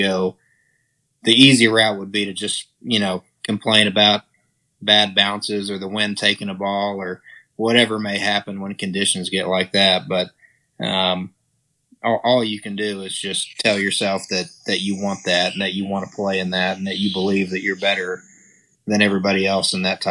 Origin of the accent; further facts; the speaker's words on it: Texas, United States; accent: Texas drawl; also born or lived in Hallsville, Texas; I grew up in West Texas, Southwest Texas. My dad was in oil and gas, so we bounced around. And so when I was, I guess, in fourth grade, we moved up to East Texas